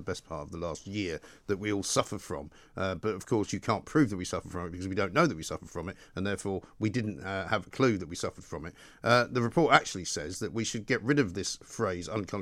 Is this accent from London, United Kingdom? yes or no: yes; London, United Kingdom; I was born in London and my parents were from Scotland